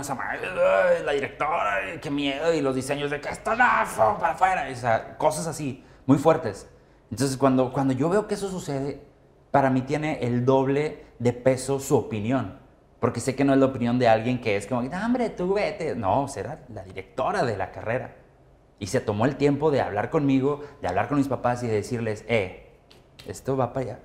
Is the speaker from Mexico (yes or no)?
yes; Monterrey, Nuevo León, Mexico; soy de Monterrey